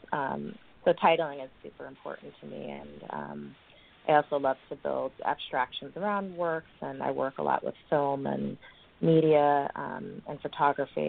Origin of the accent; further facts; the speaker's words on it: New York City, New York, United States; I grew up in New York City, and I went to Alvin Ailey